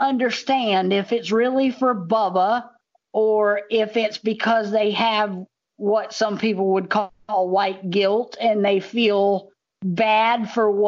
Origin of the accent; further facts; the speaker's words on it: the South, United States; I'm from the South